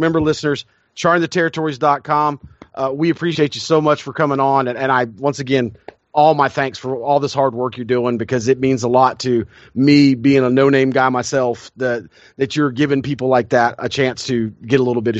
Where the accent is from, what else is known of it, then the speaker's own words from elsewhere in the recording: the South, United States; But anyway, I'm a Southerner. I'm not going to rip on us too much.